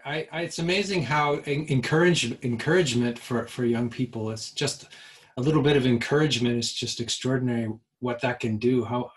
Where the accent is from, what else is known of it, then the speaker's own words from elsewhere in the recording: Canada; I'm from Canada, and of course I've been hearing about Aboriginal issues my whole life.